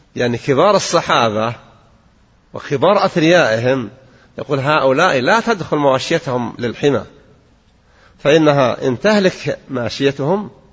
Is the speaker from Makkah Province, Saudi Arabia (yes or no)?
no; Al-Qassim, Saudi Arabia; عندنا في القصيم